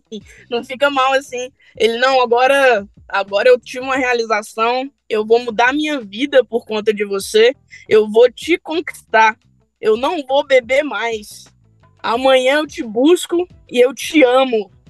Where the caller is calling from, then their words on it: Brasília, Federal District, Brazil; Eu sou de Brasília.